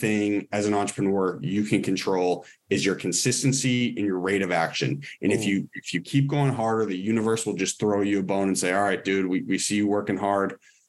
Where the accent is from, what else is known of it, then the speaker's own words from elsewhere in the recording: Cambridge and Lincoln, Massachusetts, United States; moved away as an adult; also born or lived in Boston; now in Los Angeles, United States; out in LA, I say I'm from Boston, but I actually spent most of my time in Cambridge and Lincoln, Massachusetts.